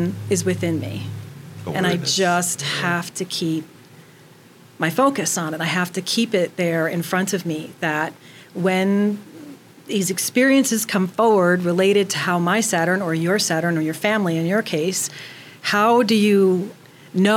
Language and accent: English; New York, United States; I'm a New Yorker